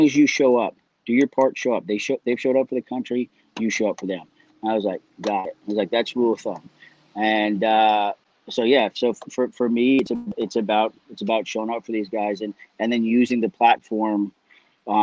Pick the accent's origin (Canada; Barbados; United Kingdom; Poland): Canada; also born or lived in Dublin, Ireland; raised in Canada